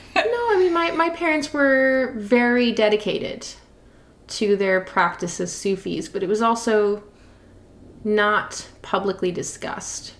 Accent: Montreal, Quebec, Canada; moved away; I'm from Montreal originally.

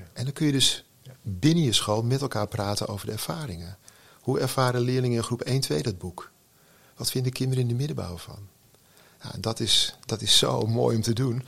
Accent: Texel, North Holland, Netherlands; Ik woon op Texel, ik ben opgegroeid op Texel

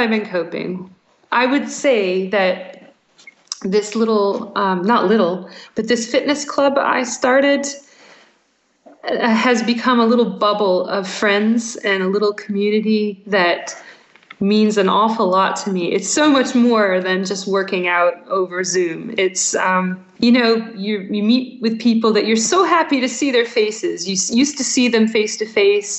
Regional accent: United States; moved away as an adult; now in Scotland, United Kingdom; American in Scotland

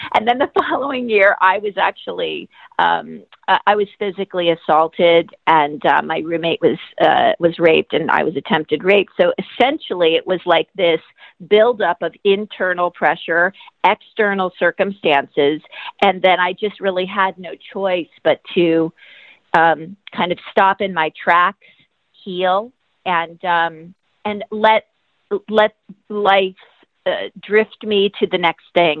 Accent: Los Angeles, California, United States; I grew up in Los Angeles in the '70s

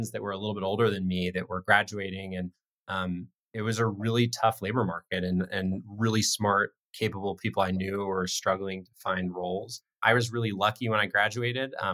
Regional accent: Colorado, United States; Life in Colorado uh, was amazing. Spent a lot of time in the outdoors growing up, not so much time in classrooms, um, a lot of time skiing and camping.

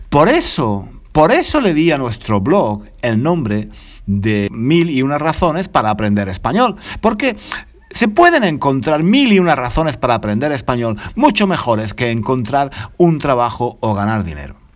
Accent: Granada, Andalusia, Spain; hablé de, los fusilamientos que tuvieron lugar en Granada, eh, mi ciudad natal, en las tapias del cementerio.

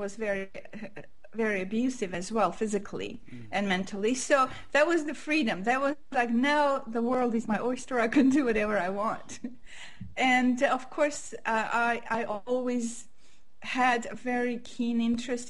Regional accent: Armenia; first language Armenian; English is a second language; moved away as an adult; also born or lived in Montreal, Canada; I was born in Armenia, which was part of USSR

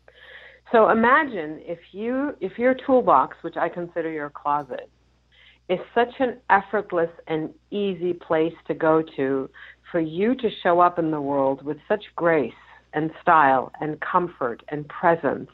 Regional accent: Germany; moved away; I was born and raised in Germany

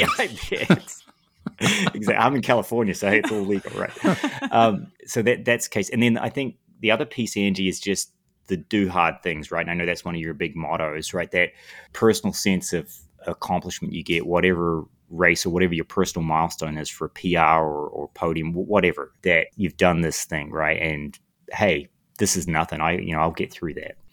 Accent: Lower Hutt, Wellington, New Zealand; moved away as an adult; now in United States; I grew up in, in New Zealand

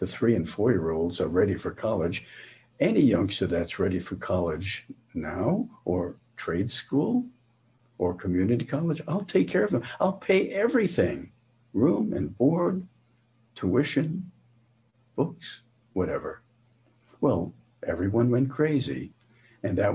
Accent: New York City, New York, United States; moved away; Growing up in New York City's Lower East Side

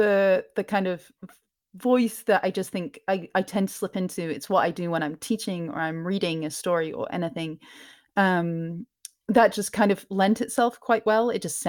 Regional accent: Scotland, United Kingdom; I'm originally from Scotland, but my parents are from England, and I've traveled around a lot.

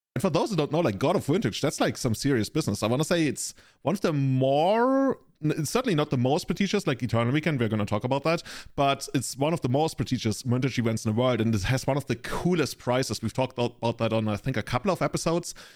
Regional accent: Germany; I'm from the Germany.

